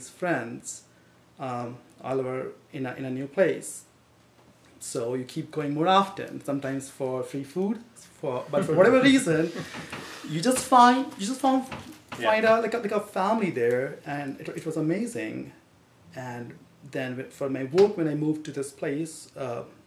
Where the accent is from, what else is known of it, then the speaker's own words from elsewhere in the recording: India; moved away as an adult; now in United States; Originally, I'm from India